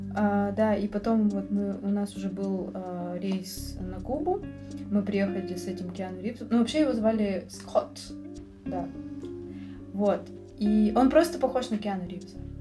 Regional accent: Russia; мы тут путешественницы из России

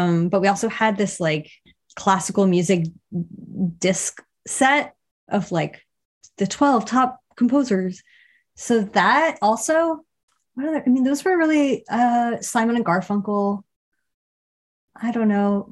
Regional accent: Miami, Florida, United States; now in Philadelphia, United States; I grew up in Miami, Florida

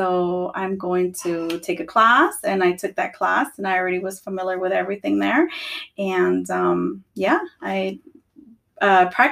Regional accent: Los Angeles, California, United States; I grew up in California, okay. Los Angeles, California. My mom is Salvadorian

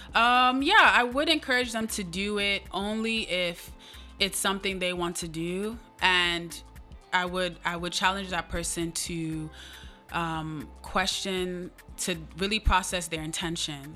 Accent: United States; for us being Nigerian American and first gen

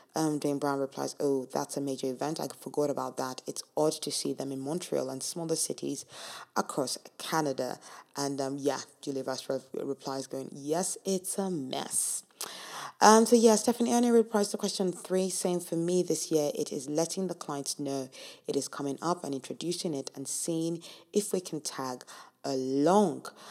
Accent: Nigeria; moved away; I'm from Nigeria

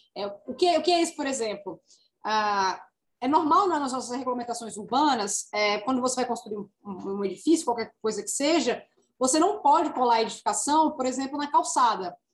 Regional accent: Natal, Rio Grande do Norte, Brazil; sou natalense, nascida e criada

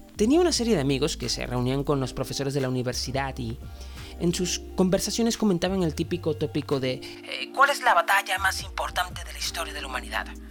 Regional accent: Venezuela; cuando veía Historia de Venezuela en la escuela y en el liceo

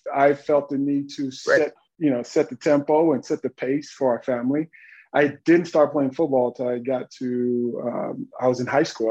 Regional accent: Dallas, Texas, United States; I'm from Dallas, Texas, uh, really urban Texas

